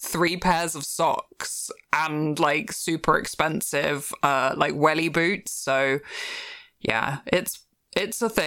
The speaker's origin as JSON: {"language": "English", "country": "United Kingdom", "said": "I'm the British one"}